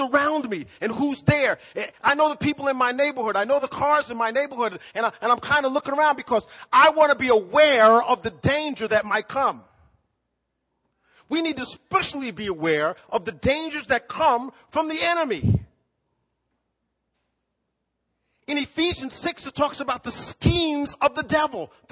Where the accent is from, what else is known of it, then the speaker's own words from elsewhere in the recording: East Coast, United States; also born or lived in Midwest; now in Fort Wayne, United States; I grew up on the East Coast deep sea fishing. I had to learn how to do this lake river fishing when I moved to the Midwest